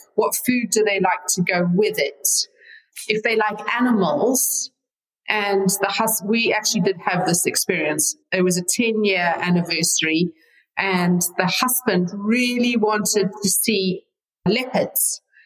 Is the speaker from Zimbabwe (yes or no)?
yes; Zimbabwe; moved away as an adult; now in United States; I was born there and raised there until I was in my 20s. And yeah, living here very happily in the United States.